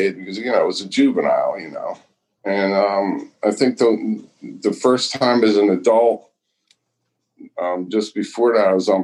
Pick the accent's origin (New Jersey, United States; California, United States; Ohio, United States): New Jersey, United States; Brick Township; Grew up in a town called Bricktown, next to Point Pleasant Borough, which is next to Point Pleasant Beach